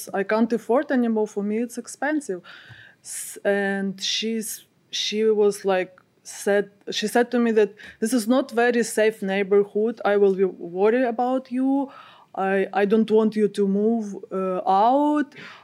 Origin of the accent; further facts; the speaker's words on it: Ukraine; English is a second language; now in Los Angeles, United States; I'm from Ukraine